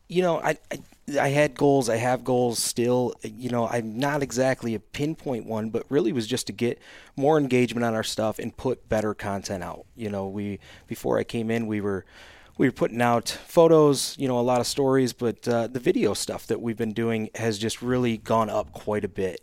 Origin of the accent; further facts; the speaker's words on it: Michigan, United States; moved away as an adult; also born or lived in the West (US); I'm from Michigan now. I just recently moved back to Michigan from the West